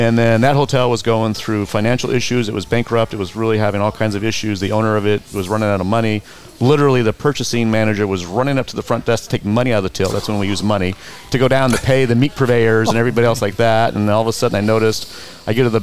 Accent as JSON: {"language": "English", "town": "Monterey", "region": "California", "country": "United States", "tie": "born or raised there", "also_born_or_lived": "Seattle", "lives_now": "Palm Springs, United States", "said": "I grew up in Monterey, and Monterey, you were a fisherman, or you were in the hospitality industry, or you're in the military."}